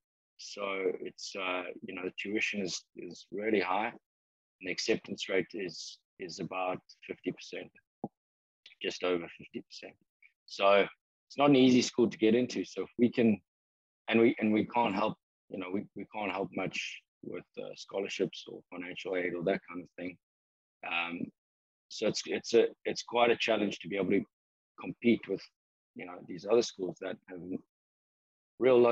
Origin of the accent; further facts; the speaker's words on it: San Diego, California, United States; I finally got a job in my hometown now